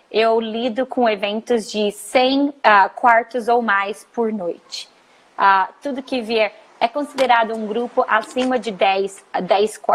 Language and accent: Portuguese; Minas Gerais, Brazil; moved away as an adult; also born or lived in Colorado, United States; now in Fort Lauderdale, United States; Sou mineira, nasci numa cidadezinha pequena de Minas Gerais. Fiz faculdade de turismo em Juiz de Fora, na ah, UFJF. E logo após que eu me formei, na verdade, um pouquinho antes, eu me mudei para os Estados Unidos.